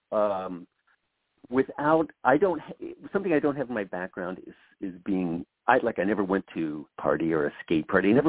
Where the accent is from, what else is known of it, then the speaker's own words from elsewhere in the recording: Ohio, United States; they have they have their their families and their lives back in Ohio. I'm from Ohio.